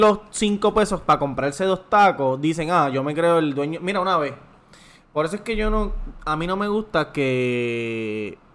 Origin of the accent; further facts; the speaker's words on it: Levittown, Toa Baja, Puerto Rico; yo soy de Levitown